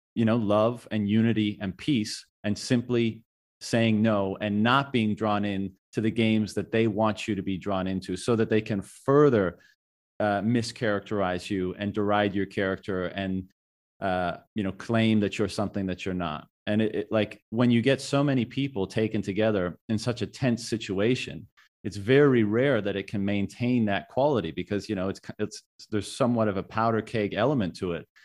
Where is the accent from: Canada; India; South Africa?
Canada; moved away as an adult; my home country of Canada